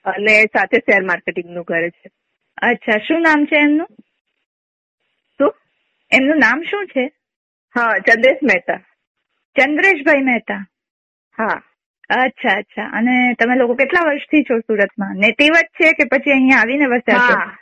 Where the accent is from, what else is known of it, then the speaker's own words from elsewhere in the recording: Junagadh, Gujarat, India; moved away as an adult; now in Vadodara, India; અમે જુનાગઢ ના છીએ